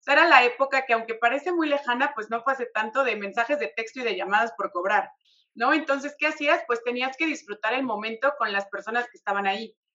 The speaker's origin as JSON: {"language": "Spanish", "region": "Mexico City", "country": "Mexico", "said": "Las dos somos de Ciudad de México, pero extrañamente en Ciudad de México no nos conocíamos, nunca nos habíamos visto, vivíamos en extremos opuestos de la ciudad"}